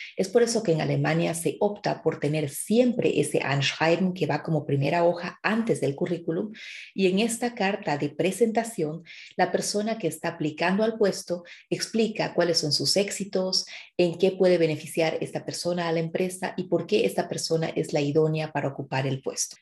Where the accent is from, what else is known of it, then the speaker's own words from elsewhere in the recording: Bolivia; now in Germany; vengo de Bolivia